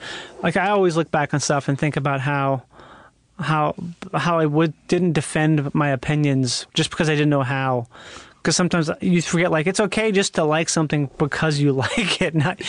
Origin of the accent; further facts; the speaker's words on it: Rochester, Minnesota, United States; I'm from Minnesota.